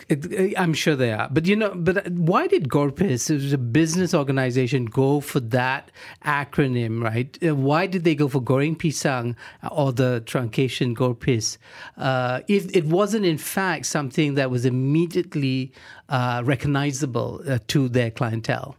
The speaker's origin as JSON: {"language": "English", "town": "Johor Bahru", "region": "Johor", "country": "Malaysia", "said": "I'm from Johor Bahru"}